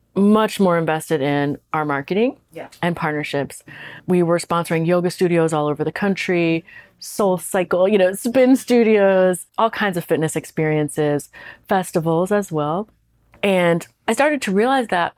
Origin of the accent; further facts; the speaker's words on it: Washington, District of Columbia, United States; moved away as an adult; also born or lived in Brooklyn, New York; back in DC, my hometown